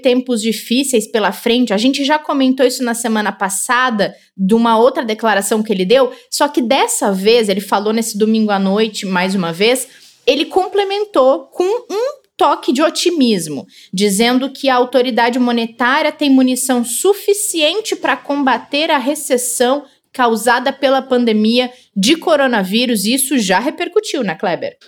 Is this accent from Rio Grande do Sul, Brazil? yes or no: yes; Rio Grande do Sul, Brazil; now in São Paulo, Brazil; tá lembrando a minha terra, o Rio Grande do Sul